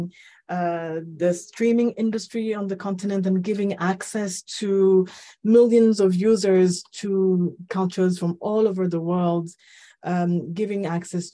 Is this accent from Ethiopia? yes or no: yes; Ethiopia; moved away; also born or lived in Rwanda / Nairobi, Kenya; I'm from Rwanda, but I was born and raised in Ethiopia. Lived in Nairobi for over